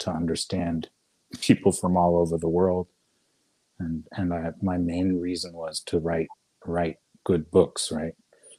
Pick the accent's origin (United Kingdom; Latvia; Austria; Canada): Austria; I was in Spain once on an island, and because I came from Austria, someone treated me badly.